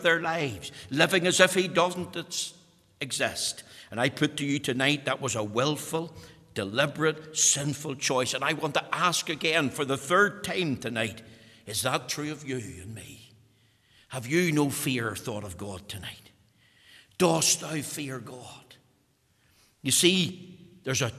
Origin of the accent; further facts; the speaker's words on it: Bushmills, Northern Ireland, United Kingdom; I'm from Bush Mills, as you know, and we talk about the weans there